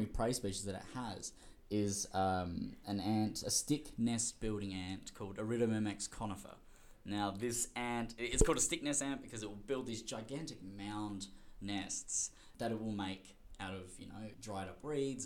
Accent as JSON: {"language": "English", "town": "Whyalla", "region": "South Australia", "country": "Australia", "tie": "born or raised there", "also_born_or_lived": "Adelaide", "said": "I grew up in Whyalla in country South Australia"}